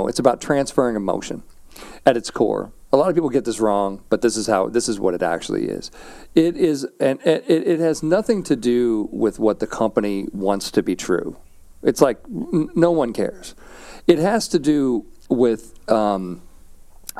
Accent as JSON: {"language": "English", "town": "St. Louis", "region": "Missouri", "country": "United States", "tie": "born or raised there", "said": "I grew up in St. Louis, Missouri."}